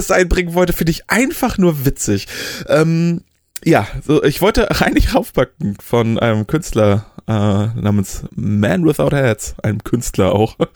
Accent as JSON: {"language": "German", "town": "Oldenburg", "region": "Lower Saxony", "country": "Germany", "said": "Nee, ich kam aus dem Oldenburger Problemviertel. Ah, nee, warte, sowas gibt's hier nicht. Wohnst in der Innenstadt."}